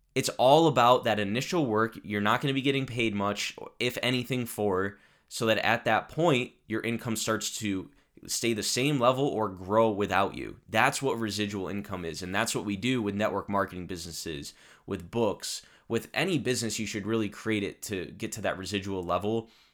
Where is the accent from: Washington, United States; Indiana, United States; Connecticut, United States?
Connecticut, United States; also born or lived in Italy; my home state of Connecticut